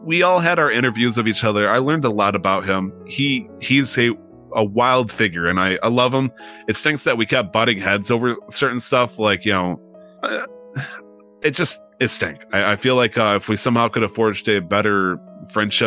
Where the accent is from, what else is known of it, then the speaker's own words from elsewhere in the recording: United States; I'm American